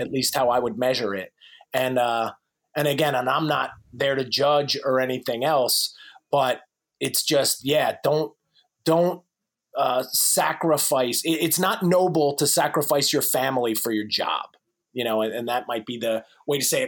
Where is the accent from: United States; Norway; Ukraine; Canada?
United States; New Jersey; moved away as an adult; now in North Carolina, United States; I'm in North Carolina now. I'm originally from New Jersey